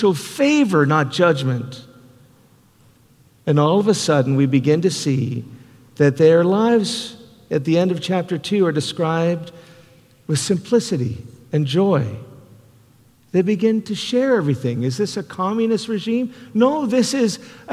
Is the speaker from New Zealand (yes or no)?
no; Canada; now in United States; I'm a Canadian